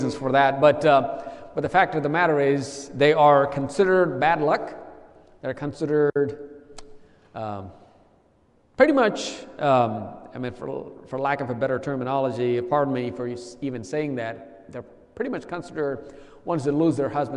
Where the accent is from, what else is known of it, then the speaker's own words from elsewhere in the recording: India; traveled 3,500 miles two-way to get baptized in my home state